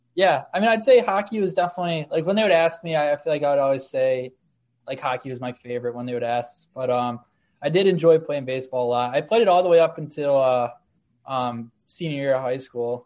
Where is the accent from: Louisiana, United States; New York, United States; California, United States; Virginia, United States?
New York, United States; Amherst; a team called the Amherst Knights, which is like my hometown team